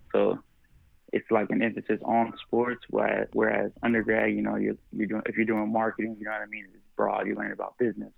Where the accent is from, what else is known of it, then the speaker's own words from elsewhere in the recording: Riverside, California, United States; also born or lived in Los Angeles, California / Chico, California; I'm from Riverside, California.